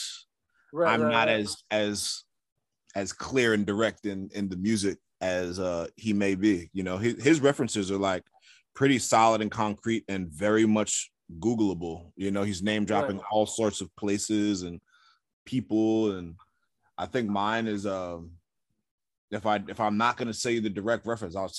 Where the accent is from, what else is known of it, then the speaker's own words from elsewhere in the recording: New York City, New York, United States; in a neighborhood I grew up in South Jamaica, Queens